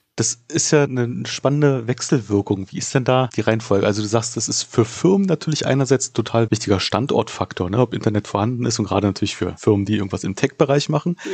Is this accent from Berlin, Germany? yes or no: yes; Berlin, Germany; als Berliner, der ich auch bin